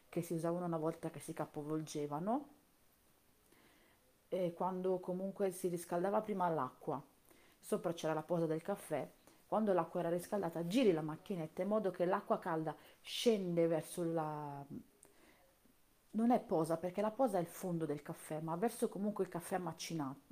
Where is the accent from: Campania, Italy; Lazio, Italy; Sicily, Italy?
Campania, Italy; io sono campana, sono della provincia di Napoli, purtroppo, anche se non si sente dall'accento